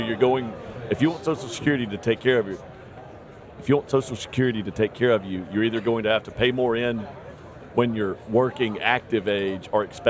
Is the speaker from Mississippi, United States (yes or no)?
yes; Mississippi, United States; I'm from Mississippi, so ours is a little lower.